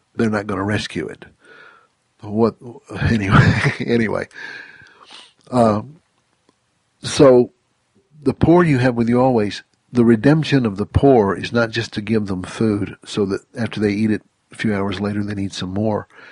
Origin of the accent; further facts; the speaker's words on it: Mississippi, United States; I grew up in Mississippi, just over the line